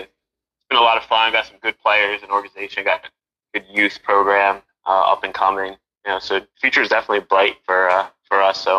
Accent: New Jersey, United States; moved away as an adult; also born or lived in New York / Rockland County, New York; now in Pennsylvania, United States; Born in New York, grew up in New Jersey, New York sports fan.

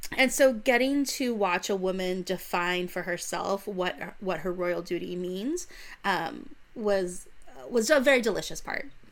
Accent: United States; Being an American

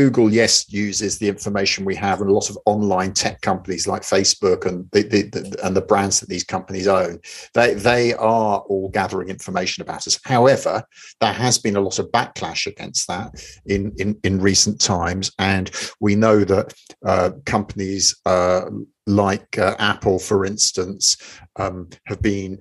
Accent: London, United Kingdom; born and raised in London

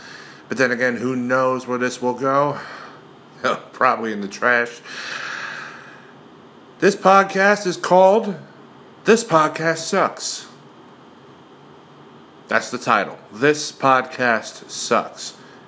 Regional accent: Long Island, New York, United States; I'm from Long Island, New York

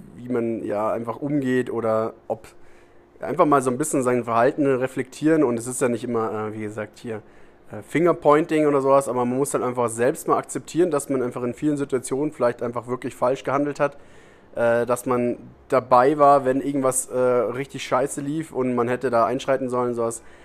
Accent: Germany; moved away as an adult; now in Costa Rica; ich komme aus Deutschland

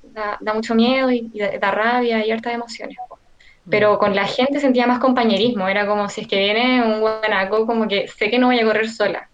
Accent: Maipú, Santiago Metropolitan Region, Chile; yo soy de Maipú

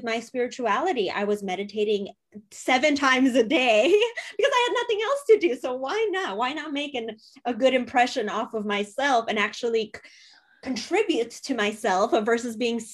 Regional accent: United States; also born or lived in Poland; We immigrated from Poland. I was 20 months old, so a year and a half when we immigrated. And my parents were 18, 19 years old, coming to America

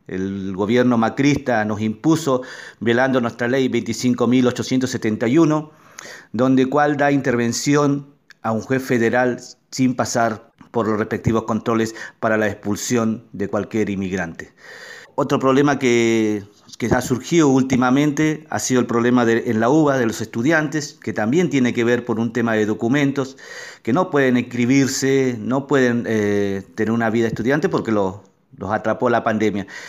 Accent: Chile; now in Neuquén, Argentina; yo soy de nacionalidad chilena

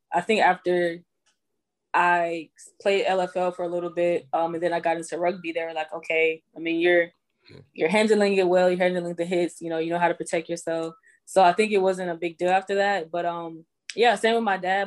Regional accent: Houston, Texas, United States; moved away as an adult; also born or lived in Greenville, South Carolina; now in Atlanta, United States; I was born in Greenville, South Carolina, um, raised in Houston

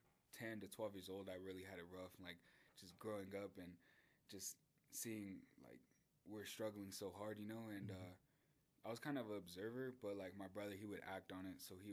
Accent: Denver, Colorado, United States; I'm from Denver, Colorado

